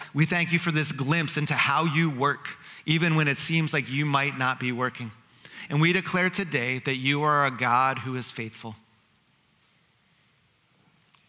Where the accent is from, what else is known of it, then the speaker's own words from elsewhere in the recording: New Jersey, United States; Growing up in New Jersey, outside of New York City, I grew up in a community that was 40% Jewish